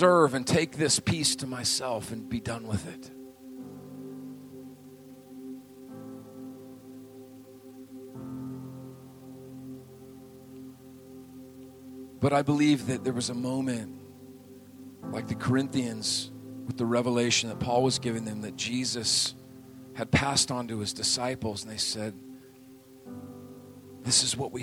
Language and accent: English; Montana, United States; moved away; I grew up in Montana